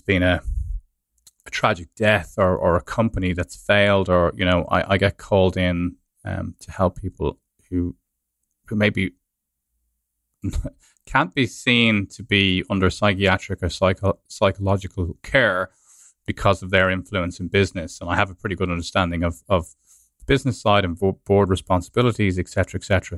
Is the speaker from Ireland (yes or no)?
yes; Ireland; moved away as an adult; also born or lived in London